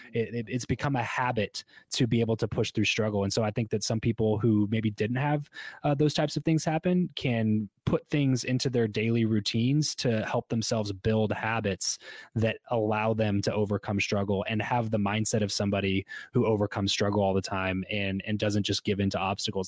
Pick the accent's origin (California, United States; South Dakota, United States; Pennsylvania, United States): California, United States; Southern; moved away as an adult; also born or lived in Fresno; I grew up in Southern California